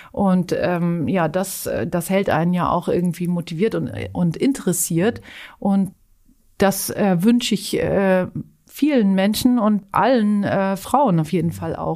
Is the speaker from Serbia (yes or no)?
no; Zurich, Switzerland; Und dann war eigentlich ein soziales Engagement, das ich in Zürich, äh, meiner Heimatstadt, ähm, ausgeübt habe, in einer Notschlafstelle für, für Obdachlose.